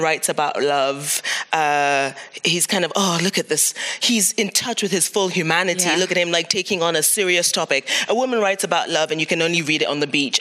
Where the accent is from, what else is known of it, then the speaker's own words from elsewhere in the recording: Cameroon; now in Amsterdam, Netherlands; I'm from Cameroon